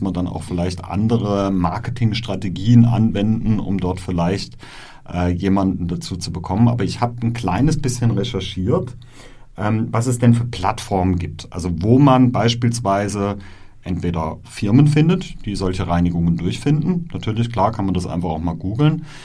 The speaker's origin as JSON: {"language": "German", "area": "Black Forest", "region": "Baden-Württemberg", "country": "Germany", "said": "bei uns im, im Schwarzwald, wo ich herkomme"}